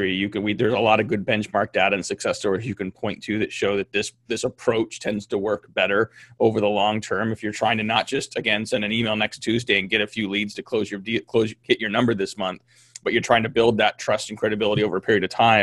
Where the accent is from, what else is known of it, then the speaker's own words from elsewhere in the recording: California, United States; I grew up in California